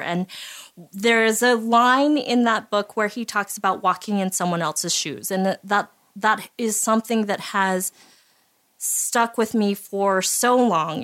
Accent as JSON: {"language": "English", "region": "Utah", "country": "United States", "tie": "born or raised there", "said": "having grown up in Utah and being Japanese American"}